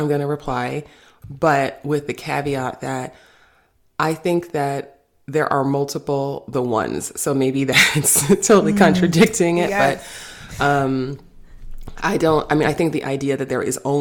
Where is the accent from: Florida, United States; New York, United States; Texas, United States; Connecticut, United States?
New York, United States; I'm from New York.